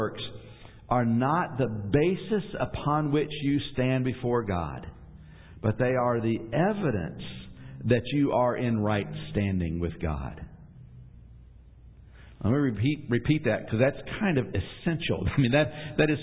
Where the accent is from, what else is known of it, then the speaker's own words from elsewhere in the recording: Atlanta, Georgia, United States; moved away; I'm originally from Atlanta